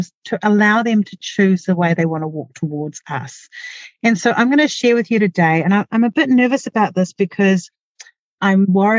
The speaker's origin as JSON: {"language": "English", "country": "New Zealand", "accent": "Kiwi", "said": "my Kiwi accent"}